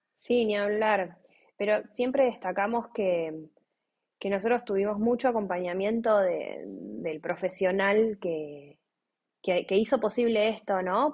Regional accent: Buenos Aires, Argentina; Nosotros somos de Buenos Aires.

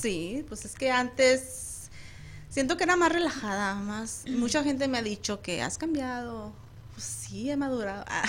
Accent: Chihuahua, Mexico; soy del hermoso estado de Chihuahua.

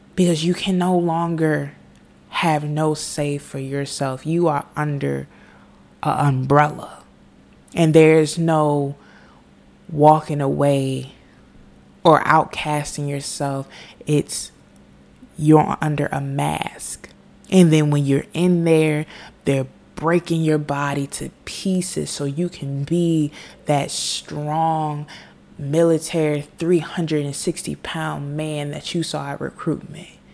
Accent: United States; I am an American. I live in the United States of America

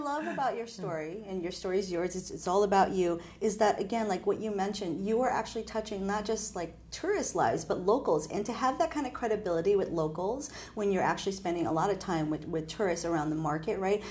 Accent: Hawaii, United States; I'm from Hawaii

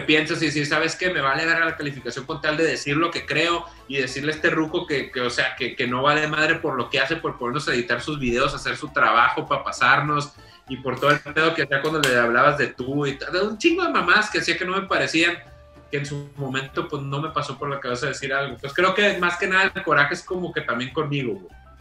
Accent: Los Mochis, Sinaloa, Mexico; moved away as an adult; also born or lived in Monterrey; yo crecí en Mochis

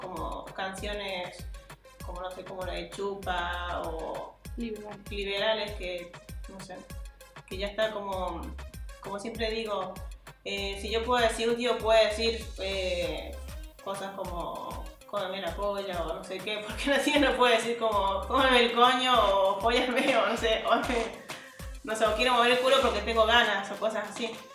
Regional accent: Argentina; yo soy, de Argentina y desde chica escuchaba

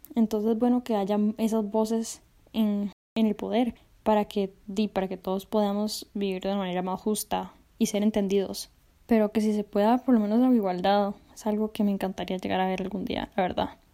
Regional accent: Costa Rica; yo soy de Costa Rica

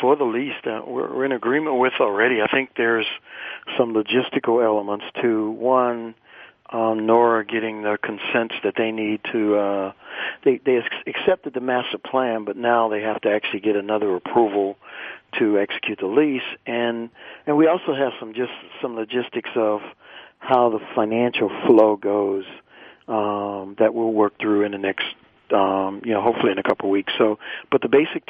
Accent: New Orleans, Louisiana, United States; we grew up in the Lower Ninth Ward

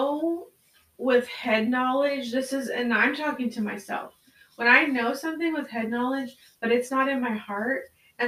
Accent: United States; as American Christians

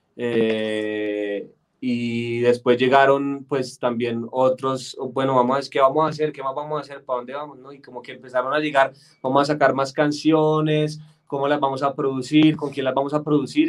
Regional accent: Bogotá, Colombia; accent: paisa; yo soy de aquí de Bogotá, pero toda mi familia es paisa

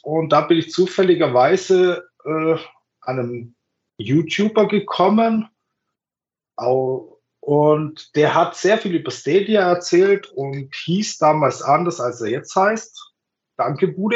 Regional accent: Bavaria, Germany; ich komme aus Bayern

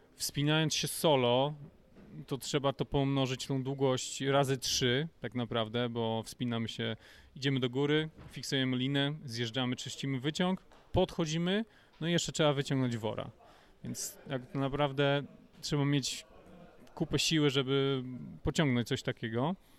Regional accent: Gogolin, Opole Voivodeship, Poland; moved away as an adult; also born or lived in Kraków; do Gogolina, do mojego rodzinnego miasta

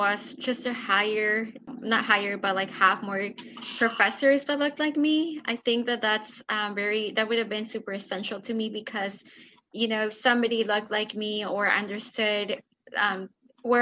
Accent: Mexico; moved away; I'm an immigrant from Mexico

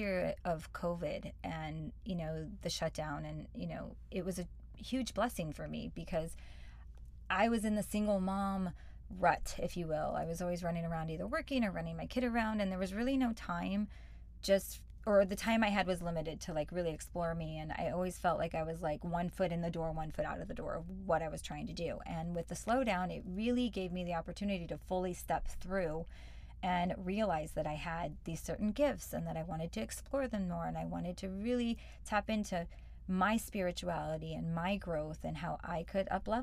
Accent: St. Louis, Missouri, United States; moved away as an adult; also born or lived in Venice, Los Angeles, California; now in Los Angeles, United States; I was born and raised in Missouri, St. Louis

